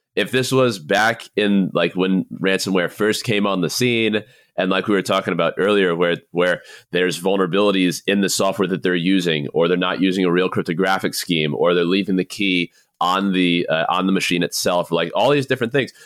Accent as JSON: {"language": "English", "region": "Southeast", "country": "United States", "moved": "yes", "said": "I'm originally from the Southeast"}